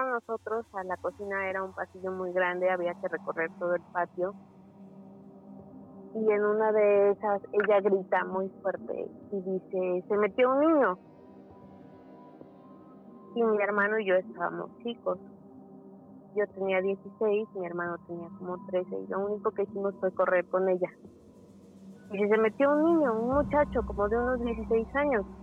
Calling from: Mexico City, Mexico; De la Ciudad de México.

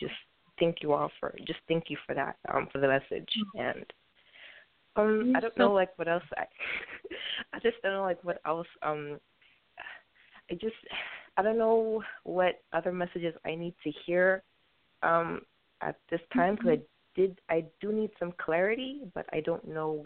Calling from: New York City, New York, United States; I'm calling from Brooklyn, New York

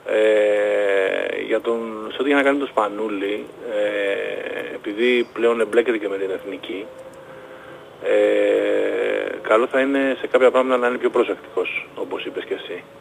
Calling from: Palaio Faliro, Attica, Greece; από το Παγλιφάλερο

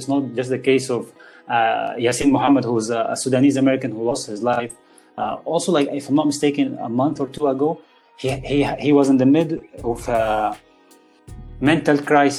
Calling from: Spain; English is a second language; who I'm speaking from Spain, as you are speaking now from Malaysia.

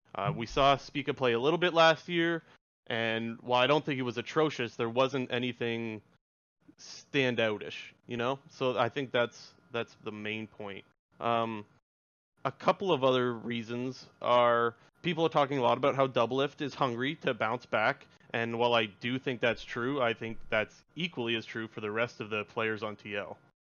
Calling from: Ontario, Canada; I'm calling from Ontario

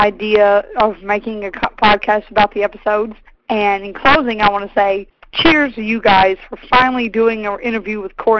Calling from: Tennessee, United States; calling from Tennessee.

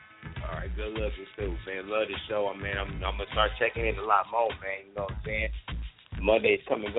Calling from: Saginaw, Michigan, United States; I'm calling from Saginaw, Michigan. Saginaw.

